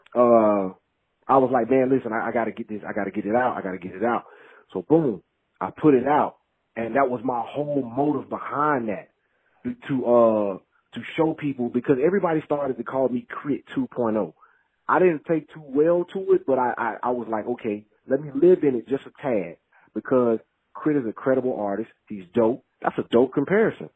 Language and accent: English; Mississippi, United States; we're both from Mississippi